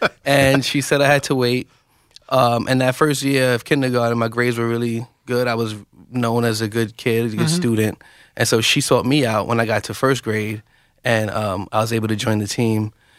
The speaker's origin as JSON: {"language": "English", "town": "Bronx", "region": "New York", "country": "United States", "tie": "born or raised there", "said": "I grew up in the Bronx, New York."}